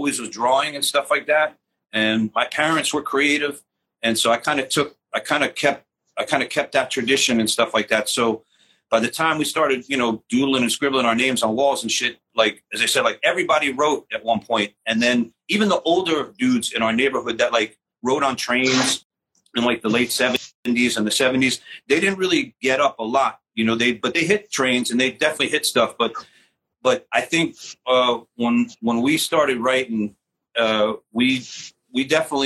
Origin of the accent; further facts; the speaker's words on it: New York City, New York, United States; I grew up in Forest Hills